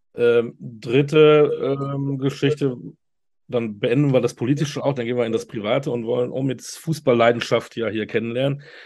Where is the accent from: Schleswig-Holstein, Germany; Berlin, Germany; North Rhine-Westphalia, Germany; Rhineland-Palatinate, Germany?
North Rhine-Westphalia, Germany; Münster; moved away; also born or lived in near Frankfurt; Münster in Westfalen